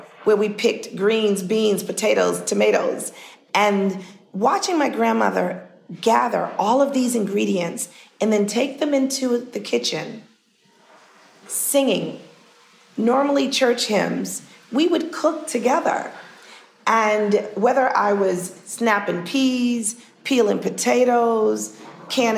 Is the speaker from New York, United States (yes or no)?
yes; New York City, New York, United States; growing up in Harlem